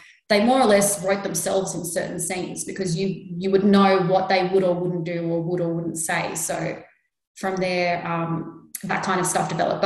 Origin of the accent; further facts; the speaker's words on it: Sydney, New South Wales, Australia; I'm a Lebanese woman born and raised in Sydney. And like Nicole, my beginnings are also out in Sydney's West.